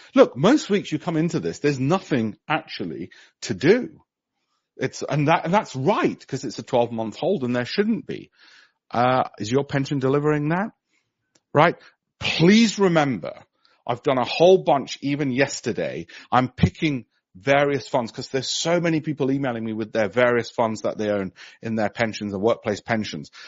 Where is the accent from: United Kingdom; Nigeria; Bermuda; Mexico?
United Kingdom; Leeds, Yorkshire and the Humber; I was born in Armley.